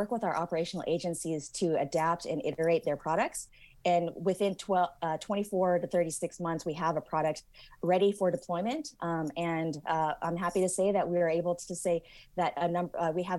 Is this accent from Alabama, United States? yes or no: no; Silicon Valley, California, United States; I'm originally from the Silicon Valley